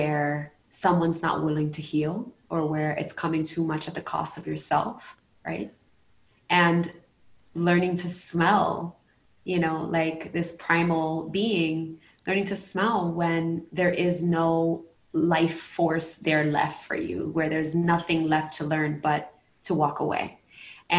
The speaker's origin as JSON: {"language": "English", "town": "New York City", "region": "New York", "country": "United States", "tie": "born or raised there", "moved": "as an adult", "lives_now": "Puerto Rico", "said": "I'm a New Yorican, born and raised in Brooklyn and then in Queens, and now I'm living in Puerto Rico"}